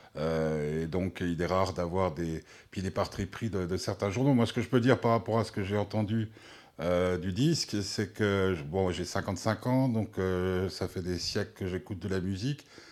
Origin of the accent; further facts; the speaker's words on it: Switzerland; chez nous en Suisse